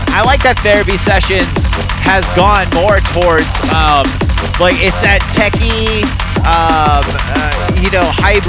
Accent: Jacksonville, Florida, United States; moved away; I'm from Jacksonville, Florida originally

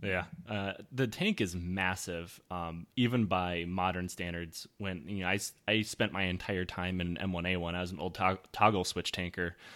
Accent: United States; I'm American.

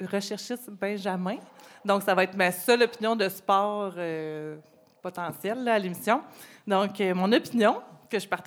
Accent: Val-d'Or, Quebec, Canada; j'ai un édito en tête pour présenter un peu d'où on vient, de Val d'Or, parler des régions aussi

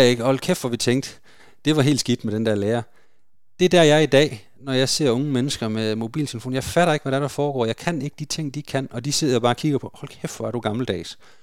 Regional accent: Denmark; det er vi jo som danskere

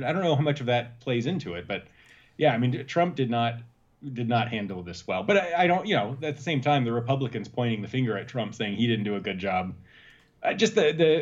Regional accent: Texas, United States; moved away; I'm a good Southern Baptist boy originally, though. I'm from Texas

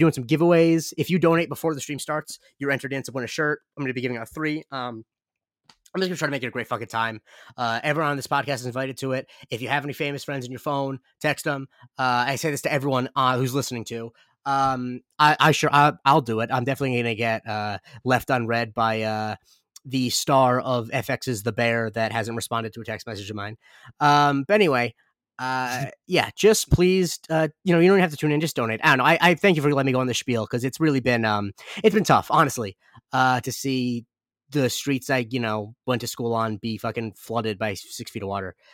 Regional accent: Punta Gorda, Florida, United States; moved away; Punta Gorda is what I consider my hometown. I lived there when I was eight until, uh, sorry, nine until eighteen.

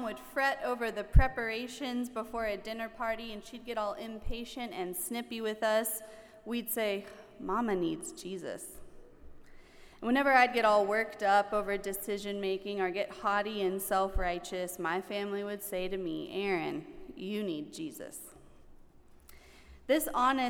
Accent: the South, United States; I grew up in the South, and down South, we have lots of colorful phrases

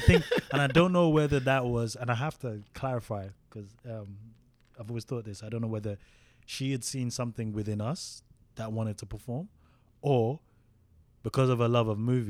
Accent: United Kingdom

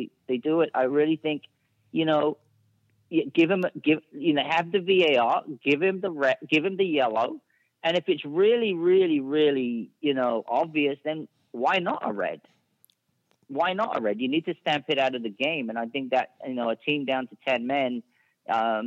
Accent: England, United Kingdom; I'm from England

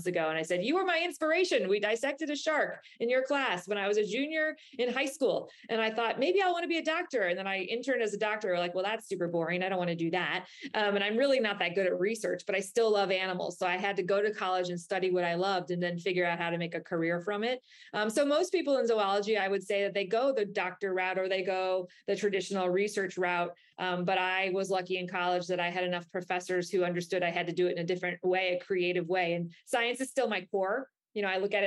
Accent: Chicago, Illinois, United States; now in Florida, United States; I'm a kid from Chicago

